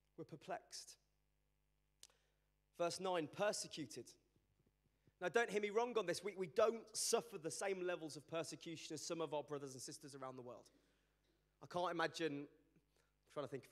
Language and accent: English; Birmingham, West Midlands, United Kingdom; also born or lived in Sheffield; I'm from Birmingham